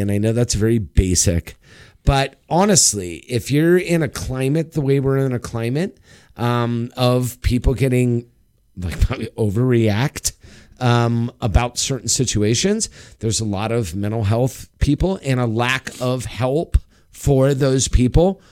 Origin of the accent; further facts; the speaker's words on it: Los Angeles, California, United States; my hometown, Hollywood Bowl